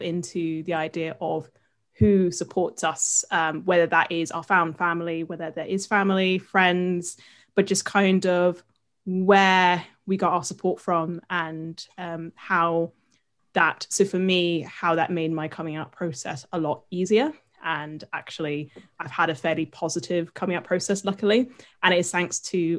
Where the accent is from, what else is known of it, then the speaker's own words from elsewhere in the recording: United Kingdom; accent: UK; I live in the UK, as you can tell by my accent